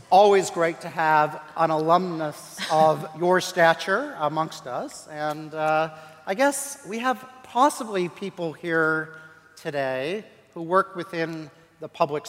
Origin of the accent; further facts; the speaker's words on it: United States; moved away as an adult; also born or lived in Montana / Alaska; now in Canberra, Australia; I grew up in Montana, Alaska in nature.